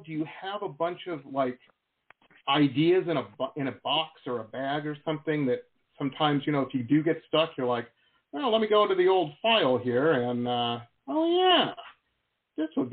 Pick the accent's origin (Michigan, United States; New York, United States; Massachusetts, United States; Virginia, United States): Michigan, United States; Detroit; moved away as an adult; also born or lived in California; I grew up in Metro Detroit